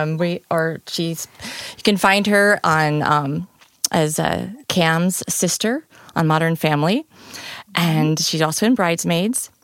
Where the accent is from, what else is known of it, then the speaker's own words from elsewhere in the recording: Peoria, Illinois, United States; now in St. Louis, United States; I'm from Peoria, Illinois